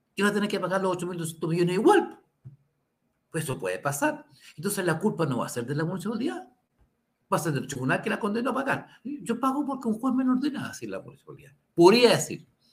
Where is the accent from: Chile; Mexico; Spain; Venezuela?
Chile; Santiago, Santiago Metropolitan Region; Somos vecinos de Santiago